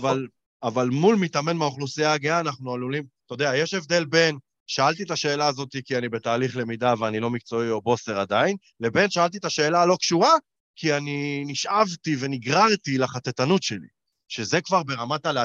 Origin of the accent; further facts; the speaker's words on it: Israel; כישראלים, כישראלים קקות.